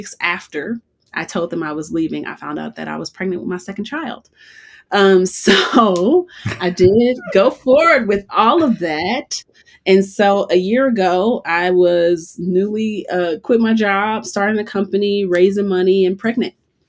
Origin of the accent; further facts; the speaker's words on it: Chicago, Illinois, United States; moved away as an adult; also born or lived in Boulder, Colorado; now in Colorado, United States; when I moved to Colorado, I'm originally from Chicago